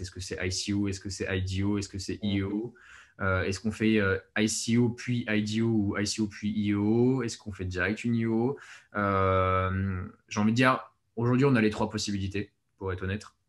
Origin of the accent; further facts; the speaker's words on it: France; on est français de toute façon, on est français